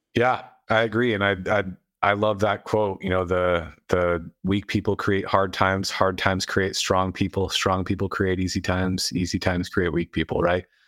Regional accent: United States; I was born in America in modern times

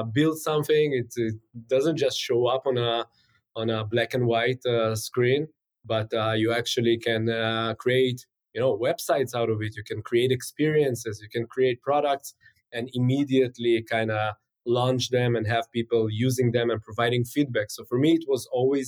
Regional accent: Israel; also born or lived in St. Petersburg, Russia; I was born in St. Petersburg, which is one of the most beautiful cities in the world. Came to Israel when I was five. And, you know, since then, I only remember Israel.

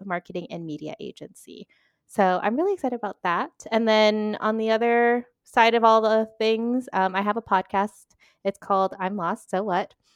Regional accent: Northern Virginia, United States; moved away as an adult; now in Spain; originally I am from Virginia, specifically Northern Virginia, uh, and now I have been in Spain for seven, eight-ish years collectively

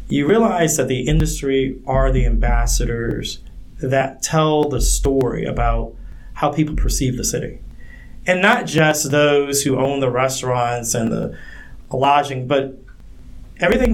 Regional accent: the South, Southern United States, United States; now in Michigan, United States; as a Southerner, one of the things you learn growing up, it ain't bragging if it's true.

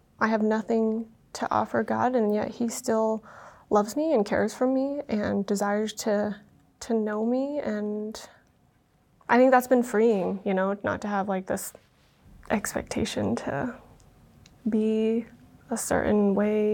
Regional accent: Utah, United States; first language Vietnamese; English is a second language; growing up in Utah, I was very much exposed to the LDS culture

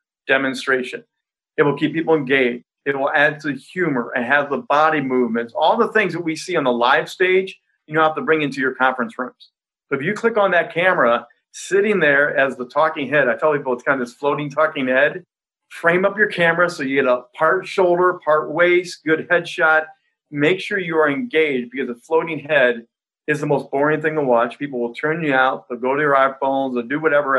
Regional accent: Indiana, United States; I grew up in Indiana

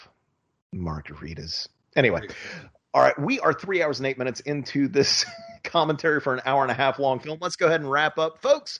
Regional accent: Florida, United States; I'm from Florida

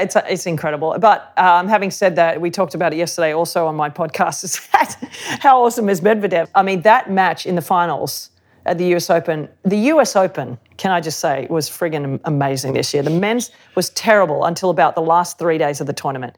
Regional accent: Sydney, New South Wales, Australia; I grew up in Sydney, um, the beaches of Sydney.

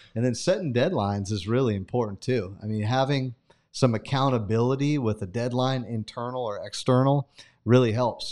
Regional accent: Sanger, California, United States; moved away; growing up in Sanger

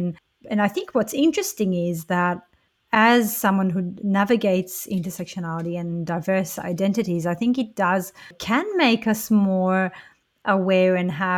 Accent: Israel; You know, my grandma, because I grew up in Israel, and even though I don't identify as Jewish as such, more as an Israeli, but I am a Jew-Israeli

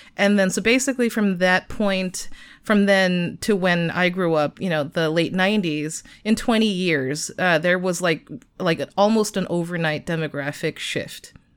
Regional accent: Arcadia, California, United States; I grew up in Arcadia, California. Uh, it's a suburb of Los Angeles

